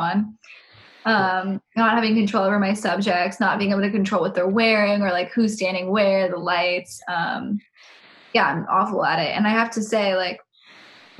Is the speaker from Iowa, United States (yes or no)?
no; San Francisco Bay Area, California, United States; moved away; I'm also from the Bay Area